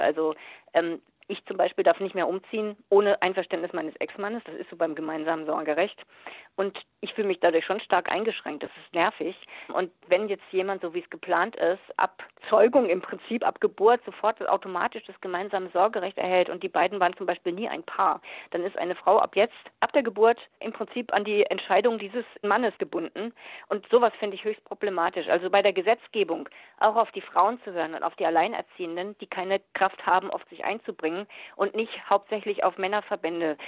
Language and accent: German; Germany; bei uns in Deutschland